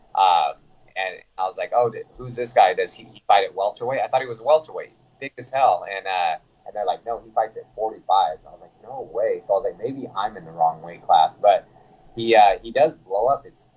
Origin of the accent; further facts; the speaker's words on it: Sacramento, California, United States; I'm from Sacramento